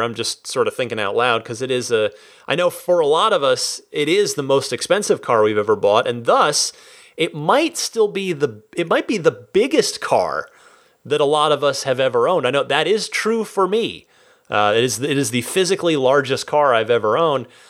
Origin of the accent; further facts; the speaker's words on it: Vernon, New Jersey, United States; moved away; when I was a little kid and we still lived in New Jersey